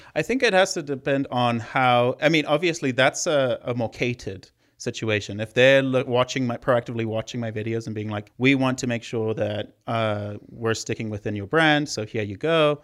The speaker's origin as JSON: {"language": "English", "country": "Zimbabwe", "moved": "yes", "said": "I'm from Zimbabwe, if you're hearing the accent."}